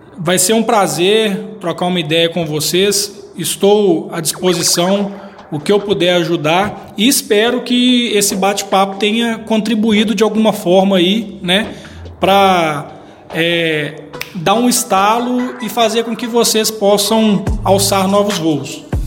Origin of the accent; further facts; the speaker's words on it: Ipatinga, Minas Gerais, Brazil; eu sou de Ipatinga, né? nasci aqui, é, tenho uma família aqui